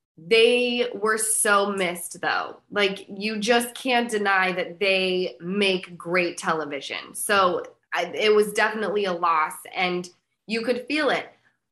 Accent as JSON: {"language": "English", "region": "Utah", "country": "United States", "moved": "yes", "said": "I'm from Utah"}